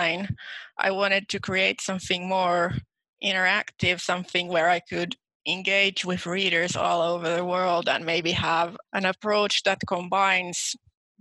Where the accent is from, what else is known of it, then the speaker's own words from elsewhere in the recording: Finland; I'm from Finland, but I'm actually bilingual in Finnish and Swedish.